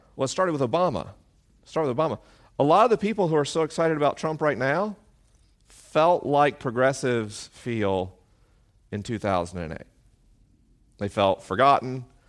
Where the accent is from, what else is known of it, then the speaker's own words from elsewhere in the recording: the South, United States; moved away; I grew up in the South.